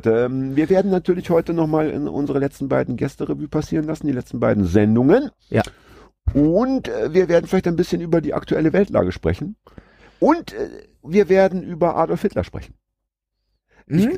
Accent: Hamburg, Germany; Denn ich finde, das sollten wir als Hamburger doch nochmal kurz erwähnen.

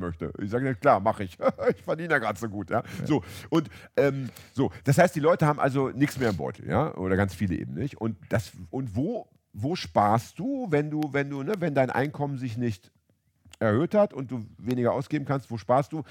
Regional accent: Hamburg, Germany; in meiner Heimatstadt Hamburg

